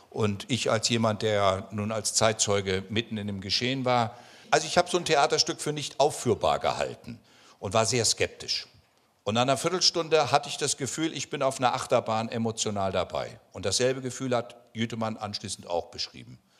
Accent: West Germany, Germany; Also, weil ich bin Westdeutscher und habe sozusagen gelernt zuzuhören.

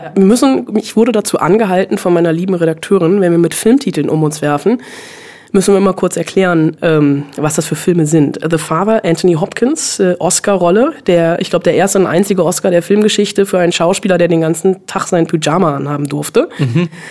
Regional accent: Bonn, North Rhine-Westphalia, Germany; Ich bin in Bonn groß geworden.

